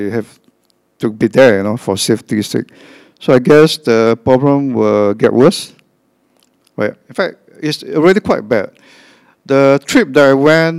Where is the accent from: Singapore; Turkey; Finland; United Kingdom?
Singapore; First, I'm Asian. Second, I'm a Christian. Third, I'm from Singapore